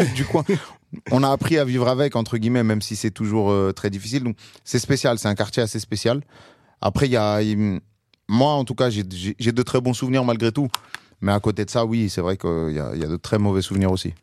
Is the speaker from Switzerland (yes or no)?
no; Paris, Île-de-France, France; je suis parisien, j'ai beaucoup voyagé aussi, mais euh, je suis toujours pas loin de, ma ville natale